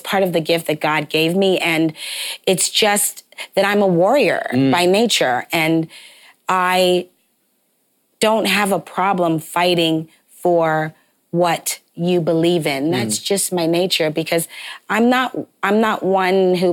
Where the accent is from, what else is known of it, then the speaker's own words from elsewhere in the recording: Toronto, Ontario, Canada; moved away as an adult; also born or lived in New York; I'm from Toronto, Canada. So I saw Alvin Ailey at a very young age at the O'Keeffe Center.